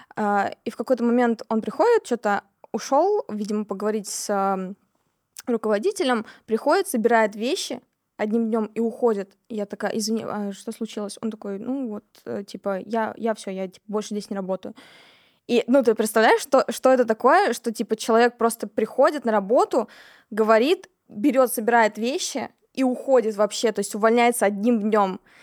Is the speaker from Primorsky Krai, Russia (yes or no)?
no; Kemerovo, Kemerovo Oblast, Russia; moved away as an adult; also born or lived in Tomsk; now in Moscow, Russia; Я из города Кемерово. Это такой небольшой относительно городок в Сибири. Родилась я там, жила я там до 17 лет